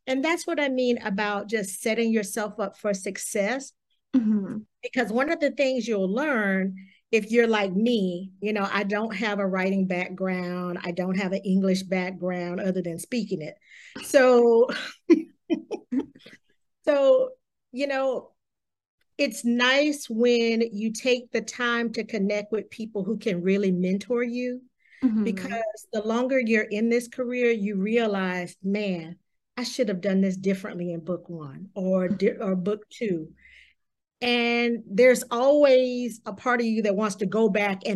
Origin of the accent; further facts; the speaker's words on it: the South, United States; I'm from the South